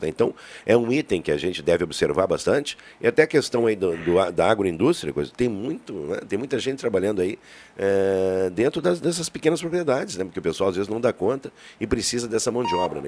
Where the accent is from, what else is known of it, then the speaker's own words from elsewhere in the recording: Santana do Livramento, Rio Grande do Sul, Brazil; moved away; minha terra, Santana do Livramento